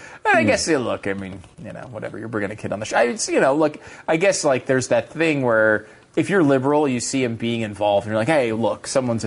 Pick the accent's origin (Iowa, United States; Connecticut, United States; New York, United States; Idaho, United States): Connecticut, United States; I grew up in Connecticut. Okay, nobody had any guns there. I didn't know. I mean, again, at least in my circles, and I did not live in a city, but I lived in rural Connecticut, not in a farming community, but like a suburban town.